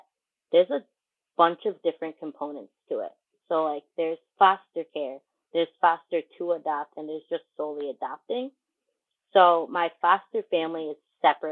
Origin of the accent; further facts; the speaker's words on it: Syracuse, New York, United States; I was born and raised in Syracuse